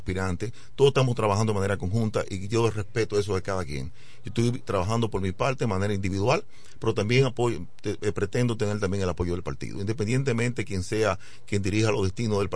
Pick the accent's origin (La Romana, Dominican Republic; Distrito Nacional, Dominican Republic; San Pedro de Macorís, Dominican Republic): La Romana, Dominican Republic; como amo la romana, también he criticado, no a la romana, sino a, las, aquellas, cosas que afectan a mi pueblo romana, como la luz, el agua, la basura, el caos, el transporte público